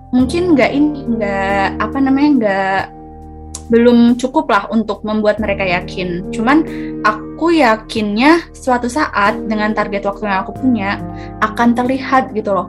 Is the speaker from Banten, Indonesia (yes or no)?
no; Blora, Central Java, Indonesia; moved away; also born or lived in Malang / Semarang; aku asalnya dari Blora Jawa Tengah